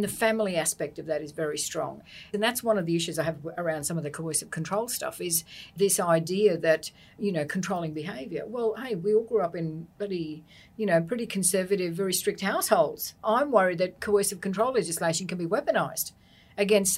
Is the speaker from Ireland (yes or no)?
no; Australia; we as an Australian society